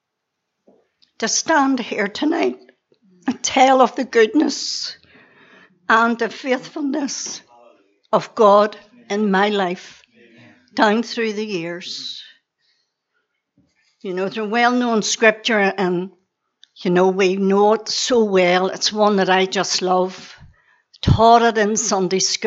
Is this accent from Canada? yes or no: no; Belfast, Northern Ireland, United Kingdom; I was born and reared on the Donegal Road in Belfast.